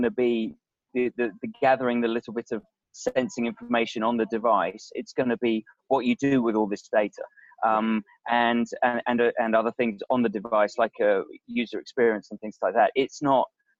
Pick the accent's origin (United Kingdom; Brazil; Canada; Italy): United Kingdom; England; now in Silicon Valley, United States; we are both English.